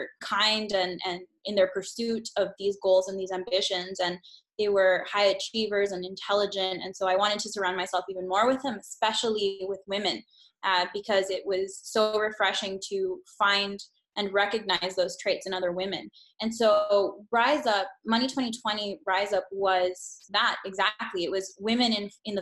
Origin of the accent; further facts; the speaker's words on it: Honduras; I grew up in Honduras.